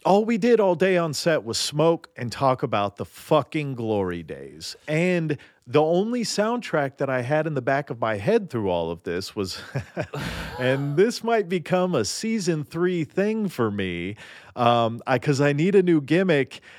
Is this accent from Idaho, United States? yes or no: no; Nashville, Tennessee, United States; now in Los Angeles, United States; I grew up in Nashville